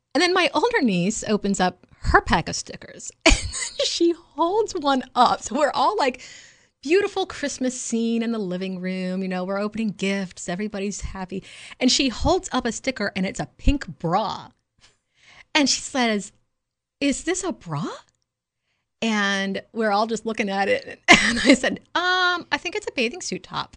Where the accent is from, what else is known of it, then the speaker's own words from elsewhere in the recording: the South, United States; I was raised as a Southerner